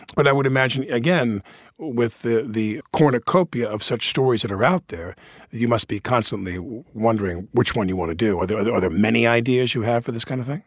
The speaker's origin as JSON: {"language": "English", "region": "New York", "country": "United States", "said": "being a New Yorker"}